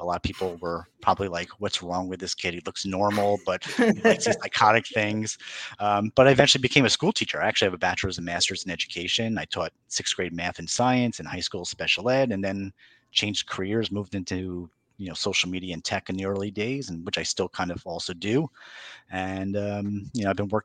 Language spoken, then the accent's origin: English; New York, United States; I'm a New Yorker. I talk fast